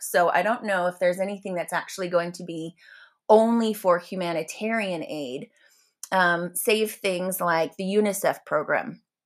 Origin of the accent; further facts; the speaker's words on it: United States; I'm an American